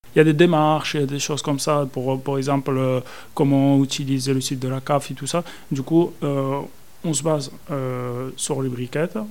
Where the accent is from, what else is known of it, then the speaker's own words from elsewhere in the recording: Spain; French is a second language; moved away as an adult; now in France; je viens de l'Espagne. Et du coup, euh, mes études, je les ai réalisées en Espagne